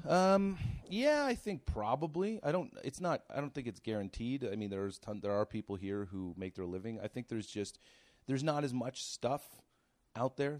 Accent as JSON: {"language": "English", "area": "Cape Breton", "region": "Nova Scotia", "country": "Canada", "tie": "born or raised there", "also_born_or_lived": "Toronto", "moved": "as an adult", "said": "I'm from Nova Scotia originally, from Cape Breton"}